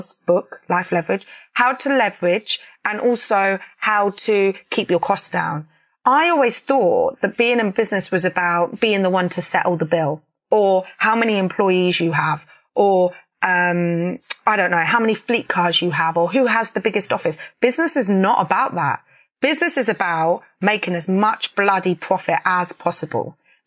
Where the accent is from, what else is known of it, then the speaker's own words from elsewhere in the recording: Peterborough, East of England, United Kingdom; where I grew up in Peterborough